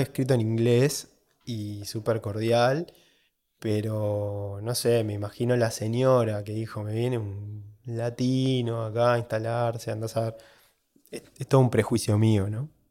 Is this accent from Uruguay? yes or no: yes; Uruguay; soy de Uruguay